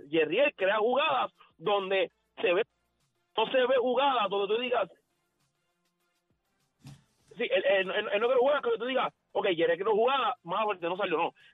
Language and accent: Spanish; Bayamón, Puerto Rico; el que me conoce sabe que … de Bayamón